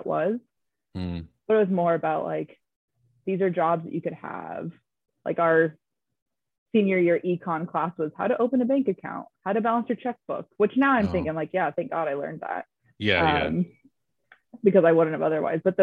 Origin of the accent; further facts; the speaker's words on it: Wapato, Washington, United States; moved away as an adult; also born or lived in Seattle / Delhi; I am from the great, great town of Wapato in the lower Yakima Valley. Grew up there.